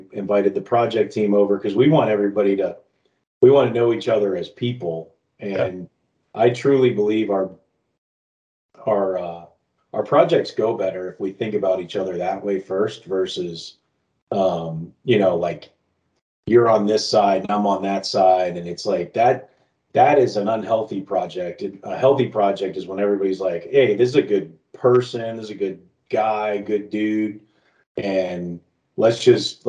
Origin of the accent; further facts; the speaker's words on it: South Florida, United States; moved away; I grew up down in South Florida